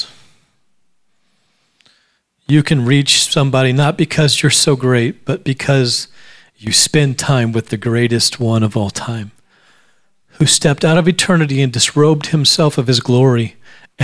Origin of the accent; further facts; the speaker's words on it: Alaska, United States; I grew up in Alaska